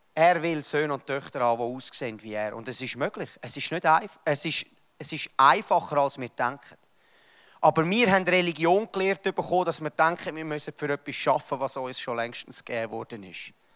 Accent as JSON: {"language": "German", "country": "Switzerland", "said": "wir als Schweizer"}